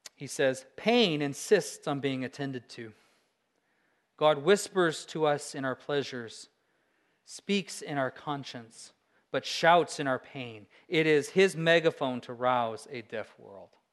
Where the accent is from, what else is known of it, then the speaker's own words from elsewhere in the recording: Alaska, United States; I'm a Christian from Alaska